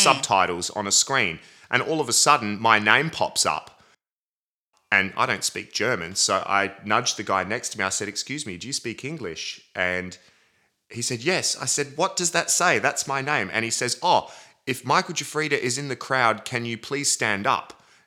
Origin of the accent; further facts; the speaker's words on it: Adelaide, South Australia, Australia; I was born in Adelaide, South Australia, at the Queen Elizabeth Hospital